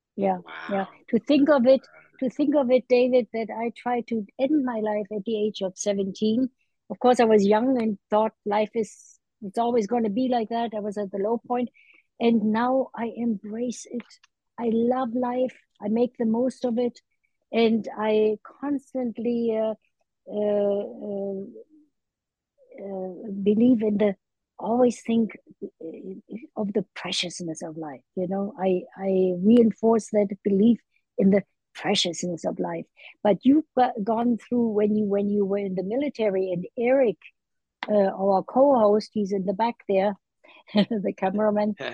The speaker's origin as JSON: {"language": "English", "region": "Berlin", "country": "Germany", "tie": "born or raised there", "moved": "yes", "lives_now": "United States", "said": "I was in Berlin, a child, 1948"}